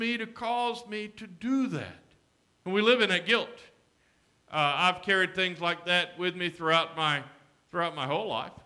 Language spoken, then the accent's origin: English; Alexander City, Alabama, United States; The African-American high school in my hometown was Laurel High School. Its colors were black and gold. The white school was Benjamin Russell